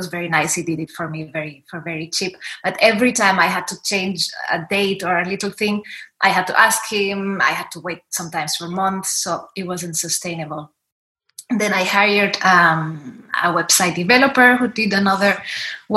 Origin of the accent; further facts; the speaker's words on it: Spain; I'm from Spain.